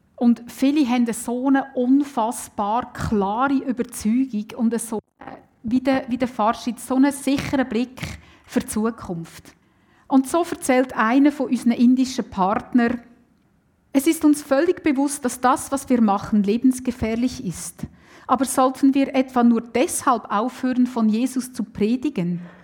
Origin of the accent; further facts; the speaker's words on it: Switzerland; bei uns in der Schweiz